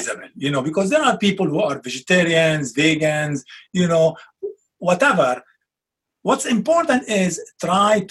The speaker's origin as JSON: {"language": "English", "country": "Lebanon", "moved": "yes", "said": "come from Lebanon, like similar to Italy, where we have a lot of olive trees and olive oil"}